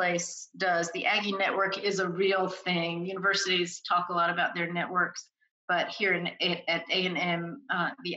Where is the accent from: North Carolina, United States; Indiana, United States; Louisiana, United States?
North Carolina, United States; moved away as an adult; also born or lived in New York City / New Orleans / West Africa; now in College Station, United States; I'm an East Coast person, born and raised in North Carolina, attended school up and down the East Coast